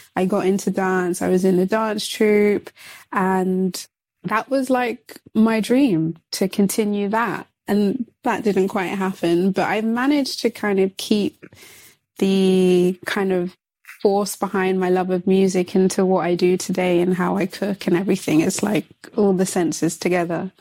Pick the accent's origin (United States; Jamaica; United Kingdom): United Kingdom; London; I'm I'm from London